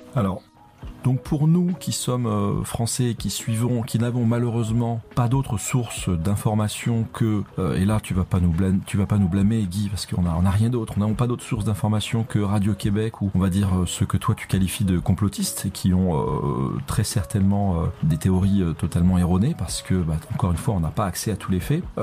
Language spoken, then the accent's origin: French; France; quand on est français